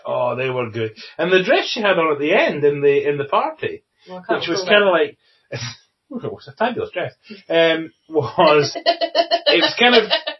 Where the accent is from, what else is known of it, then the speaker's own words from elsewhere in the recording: United Kingdom; That's only because they know we'd complain because we're British.